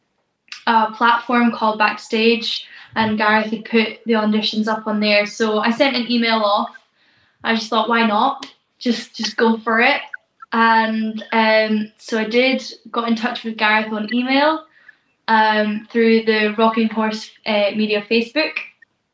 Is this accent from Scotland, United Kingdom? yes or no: yes; East Neuk of Fife, Scotland, United Kingdom; I'm from the East Nuke of Fife, is a tiny little coastal section. That's where I was raised.